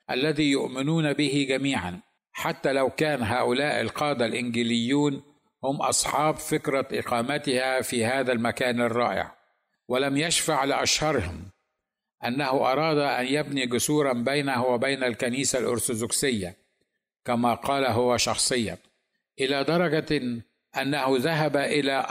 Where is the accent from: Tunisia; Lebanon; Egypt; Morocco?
Egypt; ثم بعدها فانا مصري ثانيا